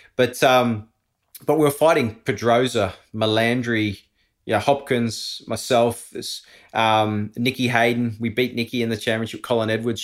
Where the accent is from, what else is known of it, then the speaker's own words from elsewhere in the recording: Australia; moved away as an adult; also born or lived in Andorra; being an Aussie, living overseas. I was always gonna come back here.